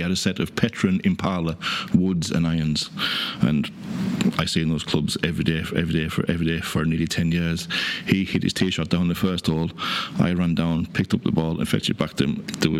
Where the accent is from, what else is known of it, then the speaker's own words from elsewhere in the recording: North West England, United Kingdom; accent: Cumbrian; now in Ireland; any time I go home, I'm always being accused of being Irish. No, that there's a twang there, but no, I still have that Cumbrian twang. Lake District would be very similar to Kerry, Killarney area.